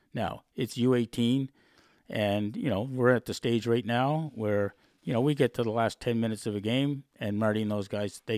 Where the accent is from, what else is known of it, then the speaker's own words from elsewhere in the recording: Dartmouth, Nova Scotia, Canada; And I said, well, I'm from Dartmouth, Nova Scotia.